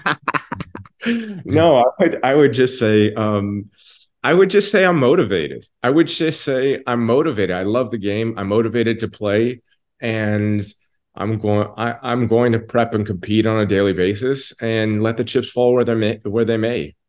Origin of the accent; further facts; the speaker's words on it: Toronto, Ontario, Canada; I'm from Toronto, Canada, and I've got a home about 20, 25 minutes away from the stadium.